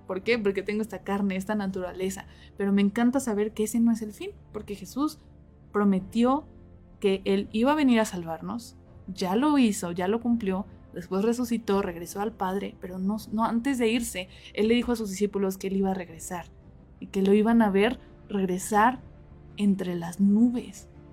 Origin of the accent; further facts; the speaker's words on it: Mexico City, Mexico; now in Cuernavaca, Mexico; yo no soy de aquí de Cuernavaca, yo soy de la Ciudad de México